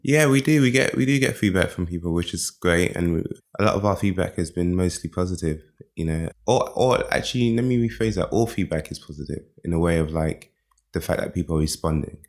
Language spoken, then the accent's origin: English; London, United Kingdom; moved away as an adult; also born or lived in Nigeria / America; now in Berlin, Germany; I was born in Nigeria, raised in London from when I was one years old